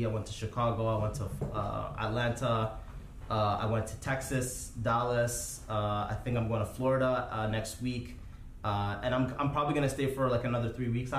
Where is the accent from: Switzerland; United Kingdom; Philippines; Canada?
Canada; Ottawa, Ontario; moved away; also born or lived in Toronto; I'm from Ottawa, man. So it's like 4 hours from Toronto